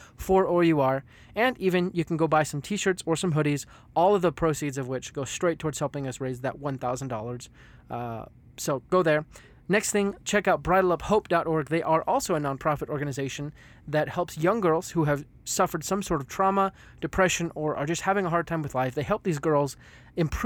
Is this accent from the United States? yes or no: yes; United States; me being American